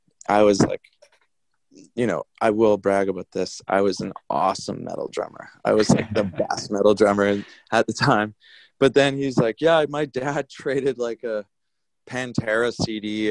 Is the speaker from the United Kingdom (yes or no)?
no; Victoria, British Columbia, Canada; moved away as an adult; now in New Westminster, Canada; the local bands that we grew up with in Victoria on this little island